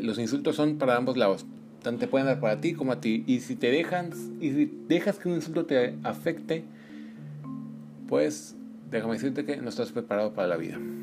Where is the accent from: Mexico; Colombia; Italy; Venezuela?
Mexico; los mexicanos estamos tan acostumbrados a palabras como chingado, pendejo